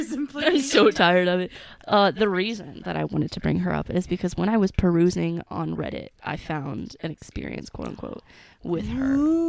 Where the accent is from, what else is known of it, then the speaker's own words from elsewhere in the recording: San Antonio, Texas, United States; I come from South Texas. To be more exact, I'm from San Antonio, and I come from a primarily Hispanic family.